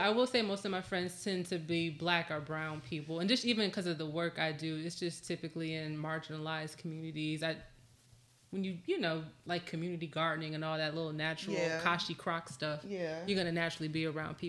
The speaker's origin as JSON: {"language": "English", "town": "Southfield", "region": "Michigan", "country": "United States", "said": "I'm from Southfield."}